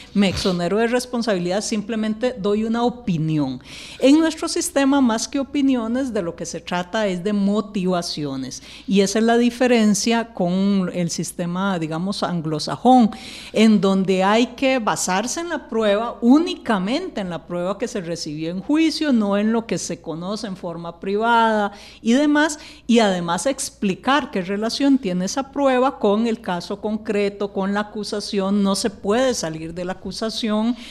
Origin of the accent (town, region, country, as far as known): Costa Rica